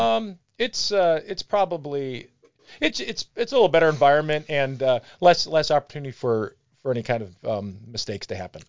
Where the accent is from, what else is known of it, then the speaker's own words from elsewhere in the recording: Brunswick, Ohio, United States; I grew up in Brunswick